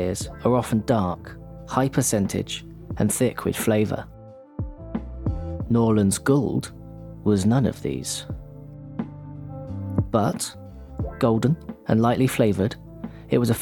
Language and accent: English; England, United Kingdom; When I returned to jolly old England